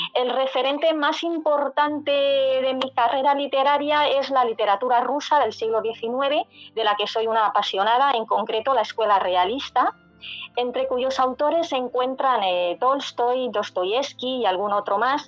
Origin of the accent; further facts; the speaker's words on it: Madrid, Community of Madrid, Spain; yo soy de Madrid, nací aquí en Madrid